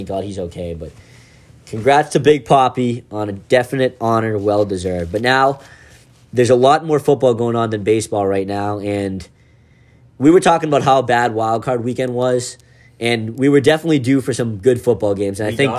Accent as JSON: {"language": "English", "town": "Boston", "region": "Massachusetts", "country": "United States", "said": "we're from Boston."}